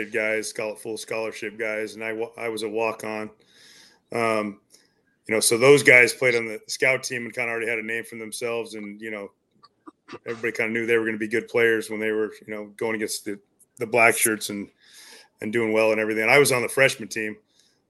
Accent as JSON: {"language": "English", "town": "Hastings", "region": "Nebraska", "country": "United States", "tie": "born or raised there", "said": "I went to high school at Hastings, Nebraska"}